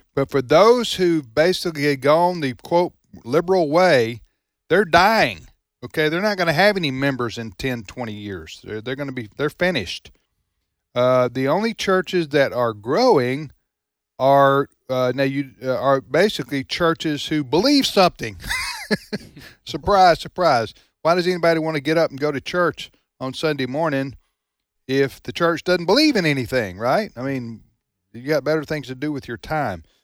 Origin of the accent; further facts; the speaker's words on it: United States; as American Christians